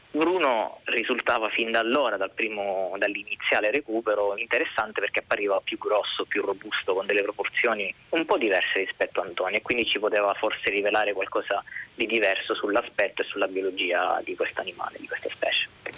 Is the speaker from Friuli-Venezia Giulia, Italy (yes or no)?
no; Sicily, Italy; essendo siciliano